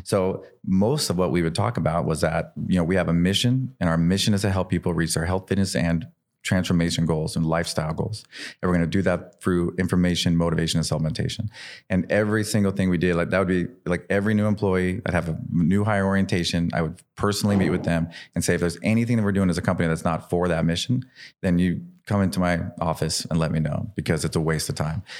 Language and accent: English; Idaho, United States; I'm this kid from Idaho.